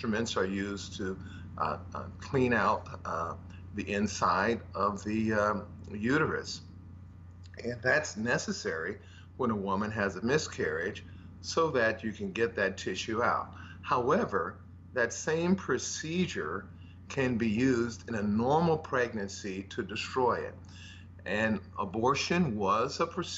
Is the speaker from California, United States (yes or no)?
yes; Los Angeles, California, United States; I grew up in South Central Los Angeles, rather humble beginnings